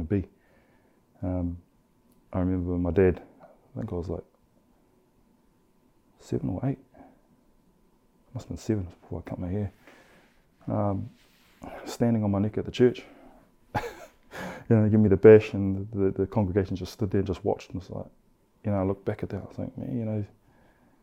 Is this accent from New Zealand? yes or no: yes; Christchurch, Canterbury, New Zealand; also born or lived in Australia; I grew up in obviously in Christchurch, Shirley, and parts of that was back in Oz. So, you know, right through primary school, intermediate, and high school, I was back and forth.